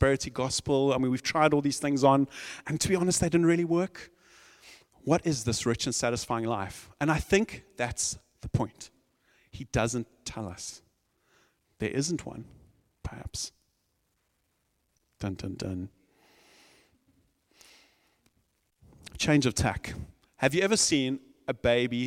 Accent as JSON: {"language": "English", "country": "South Africa", "said": "I'm from South Africa"}